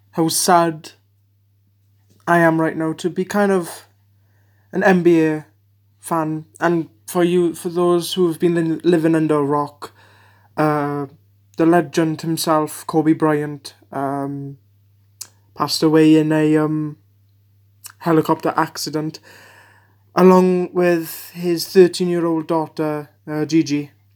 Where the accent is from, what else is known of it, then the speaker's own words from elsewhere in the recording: Wales, United Kingdom; I'm, I'm, uh, from the U K, I'm Welsh